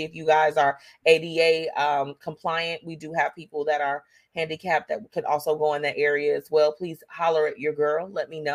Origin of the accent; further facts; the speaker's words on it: United States; as an American citizen